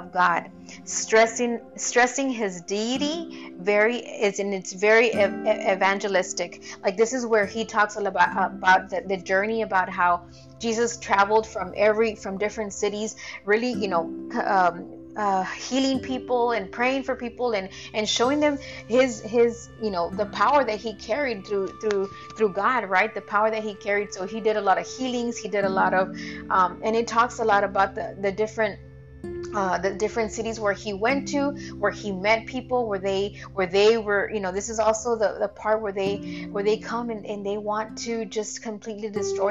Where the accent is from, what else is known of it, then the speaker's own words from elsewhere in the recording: Texas, United States; I am a Texan, and so if Paul had written a letter to me that I lived in Texas